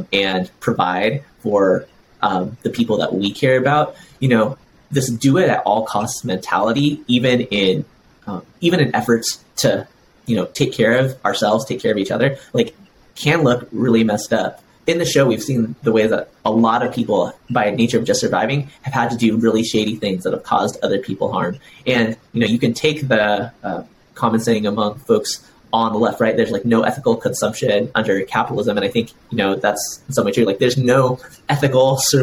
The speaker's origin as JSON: {"language": "English", "country": "United States", "tie": "born or raised there", "said": "I'm someone who like fully grew up in US culture"}